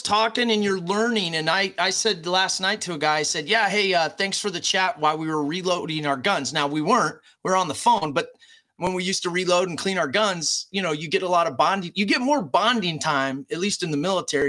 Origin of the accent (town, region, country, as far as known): United States